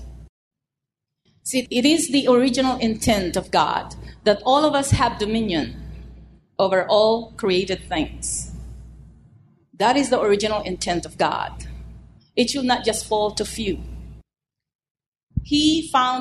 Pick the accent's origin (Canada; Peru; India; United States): United States; I'm an American